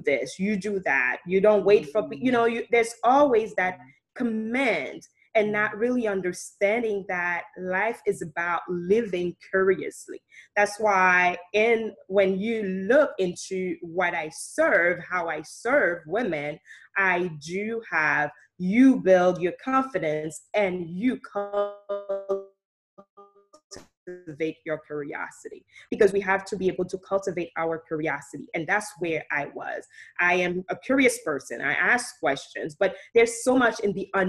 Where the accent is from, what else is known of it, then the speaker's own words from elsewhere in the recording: Haiti; moved away; also born or lived in Saint Martin; I grew up in Haiti. I was born in St. Martin, and I grew up in Haiti by my grandparents